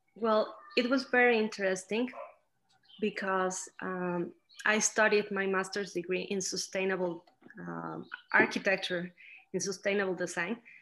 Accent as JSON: {"language": "English", "town": "Celaya", "region": "Guanajuato", "country": "Mexico", "tie": "born or raised there", "also_born_or_lived": "Mexico City, Mexico / Scotland", "said": "I went to live here when I was nine years old"}